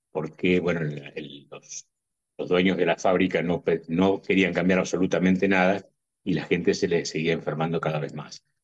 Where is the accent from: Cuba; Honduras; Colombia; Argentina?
Argentina; Entre Ríos; also born or lived in Ushuaia, Argentina; en realidad no soy nacido en Tierra del Fuego, soy entrerriano y me fui a vivir a Ushuaia hace 21 años y este año eh, volví a mi Entre Ríos natal, así que no soy patagónico en este momento.